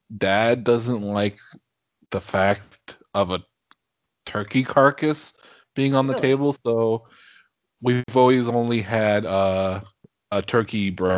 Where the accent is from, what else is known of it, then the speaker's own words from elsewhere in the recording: Washington, United States; moved away; everybody back home, in Washington, at least that I grew up